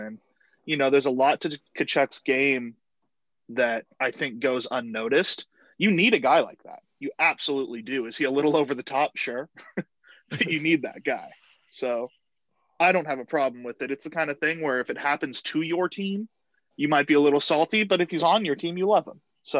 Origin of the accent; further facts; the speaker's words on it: California, United States; I'm from California. I grew up a Sharks fan